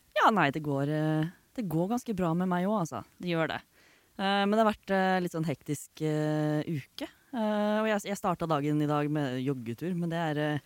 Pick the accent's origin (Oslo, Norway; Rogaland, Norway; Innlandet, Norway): Oslo, Norway; jeg er fra Oslo